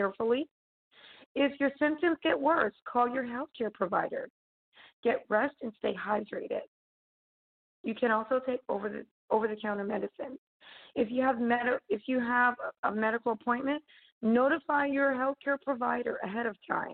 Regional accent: United States; as an American

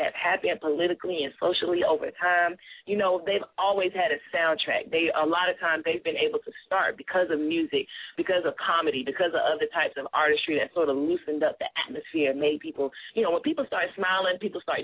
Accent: Columbia, South Carolina, United States; I'm from Columbia, South Carolina. You know, I'm a Southern girl, a country girl

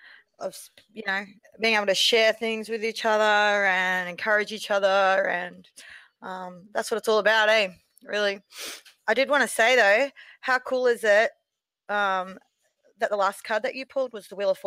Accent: Queensland, Australia; I am from Queensland, Australia

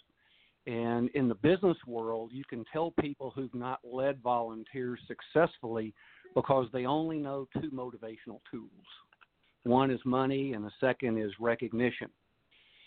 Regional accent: Texas, United States; accent: Texas; as a Texan and a baseball player and softball player and fan

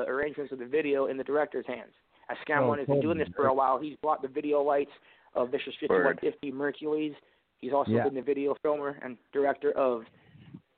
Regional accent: Vancouver, British Columbia, Canada; As I am from East Van, I got East Van tatted on my chest, as I will always be from there

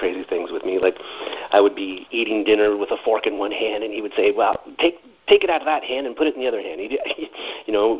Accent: Canada; I grew up in Canada

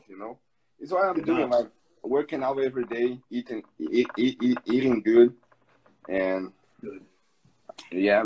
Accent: Brazil; English is a second language; I'm from Brazil

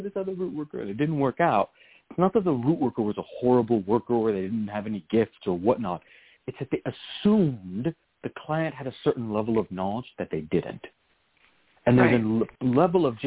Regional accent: Virginia, United States; I grew up in Virginia where that was so common

